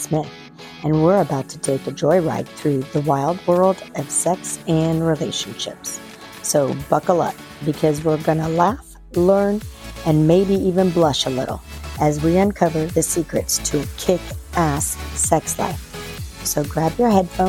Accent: Ireland; I'm Irish.

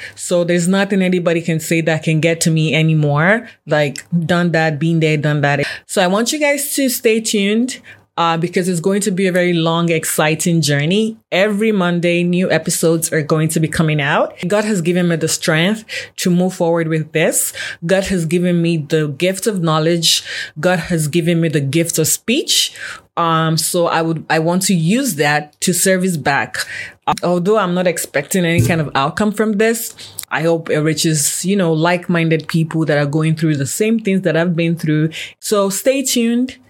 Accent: Nigeria; now in Canada; I'm Nigerian born, but I've been in Canada for a very long time now.

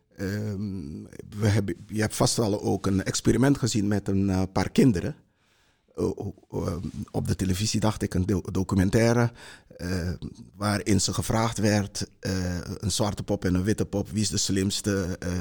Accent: Para, Suriname; now in Netherlands; ik heb een eh, groot deel van mijn jeugd in Suriname eh, doorgebracht. Daar, kom uit een, een, een, vroegere plantage in eh, Suriname

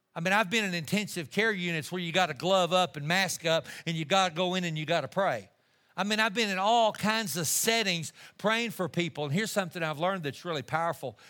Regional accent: Amarillo, Texas, United States; I'm just a kid from Amarillo, Texas.

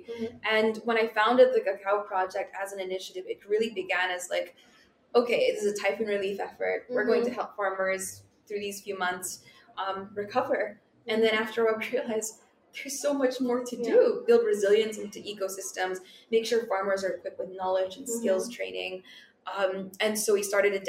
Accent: South Wales, United Kingdom; now in Philippines; I grew up in my younger years in South Wales in the UK, and I moved to the Philippines

